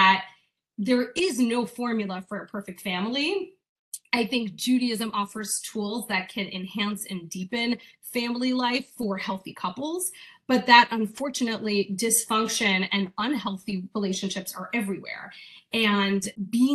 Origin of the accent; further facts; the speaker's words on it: Hawaii, United States; I grew up in Hawaii, so very, very out of town